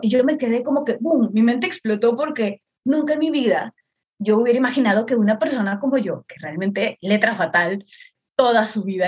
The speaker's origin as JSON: {"language": "Spanish", "town": "Chiclayo", "region": "Lambayeque", "country": "Peru", "said": "yo soy de Perú, de Perú específicamente de una ciudad al norte, yo soy de Chiclayo"}